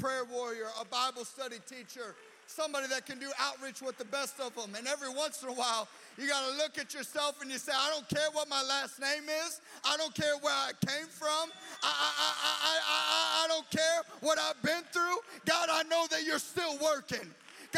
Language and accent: English; Illinois, United States; I'm just from Illinois